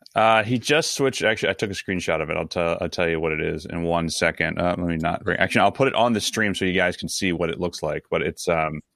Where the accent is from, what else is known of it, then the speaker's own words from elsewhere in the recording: Baltimore, Maryland, United States; accent: Baltimore; my Baltimore accent